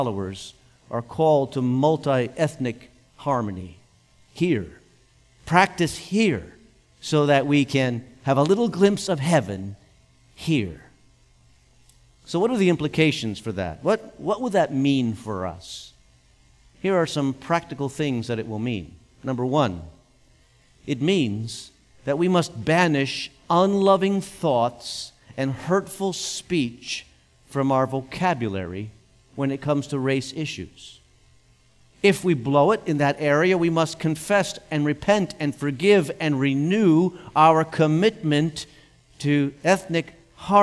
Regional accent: United States; I feel blessed to have been born in this nation.

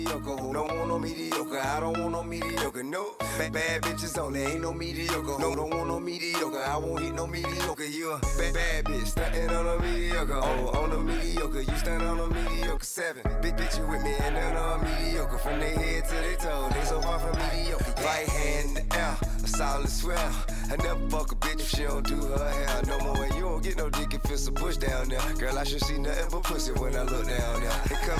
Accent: Houston, Texas, United States; now in Austin, United States; I'm from the SWAT. I'm from Southwest A-Leaf, Texas. I'm from Houston

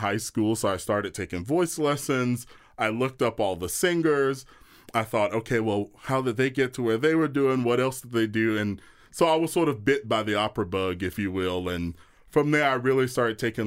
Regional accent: Atlanta, Georgia, United States; I grew up in church in Atlanta, and I grew up singing gospel music

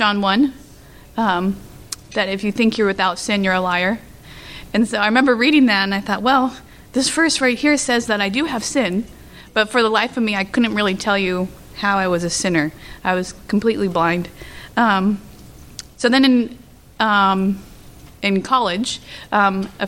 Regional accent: California, United States; I was born and raised in California

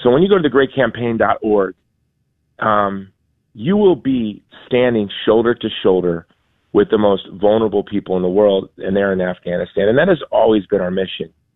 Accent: Hawaii, United States; now in Texas, United States; I'm from Hawaii, but I live in Texas now.

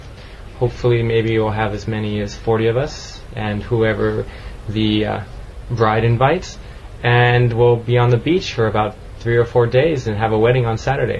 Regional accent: Los Angeles, California, United States; I am from Southern California and from Los Angeles, basically, which is only 2 hours from Mexico

